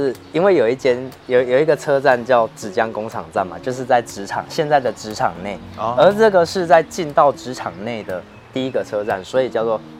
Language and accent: Chinese; Tainan, Taiwan; 广义的台南都是我的家乡。